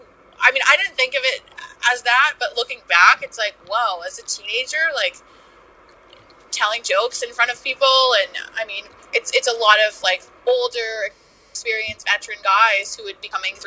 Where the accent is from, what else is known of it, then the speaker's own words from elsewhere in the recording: Kitchener, Ontario, Canada; Yes, Kitchener, Ontario.